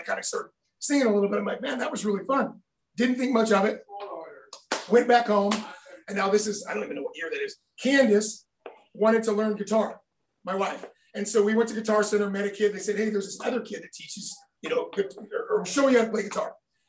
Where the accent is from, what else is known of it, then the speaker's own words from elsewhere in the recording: Lake Havasu, Arizona, United States; I grew up in Lake Havasu, diving off a 50-foot, you know, the big cliff there.